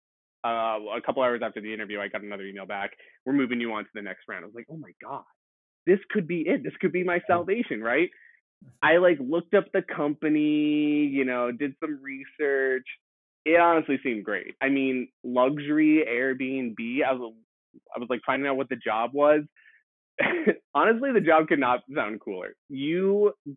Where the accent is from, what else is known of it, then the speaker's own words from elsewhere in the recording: East Coast, United States; moved away as an adult; now in San Francisco, United States; I'm from the East Coast.